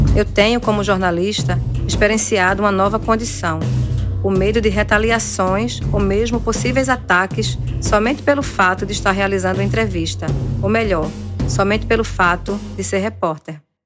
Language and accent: Portuguese; Recife, Pernambuco, Brazil; de dentro de uma casa em um morro recifense